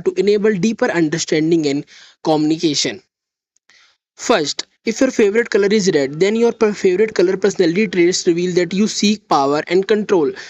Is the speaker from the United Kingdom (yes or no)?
no; India; I am from India.